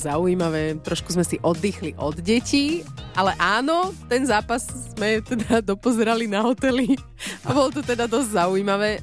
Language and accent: Slovak; Slovakia; my Slováci